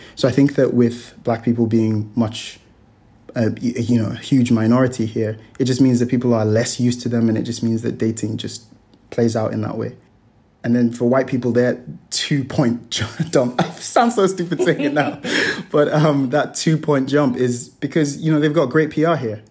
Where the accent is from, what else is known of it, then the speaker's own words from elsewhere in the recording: Nigeria; now in Hong Kong; growing up in Nigeria in the West